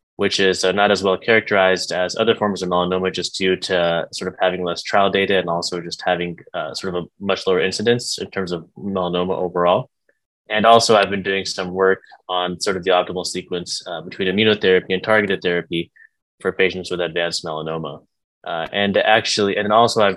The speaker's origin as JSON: {"language": "English", "town": "Dallas", "region": "Texas", "country": "United States", "tie": "born or raised there", "moved": "as an adult", "lives_now": "New York, United States", "said": "I grew up in Dallas, Texas"}